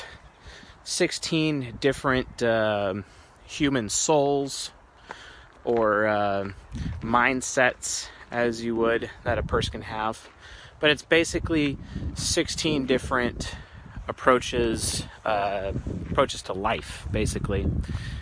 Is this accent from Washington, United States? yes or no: yes; Seattle, Washington, United States; now in California, United States; I'm from Seattle and I'm living in California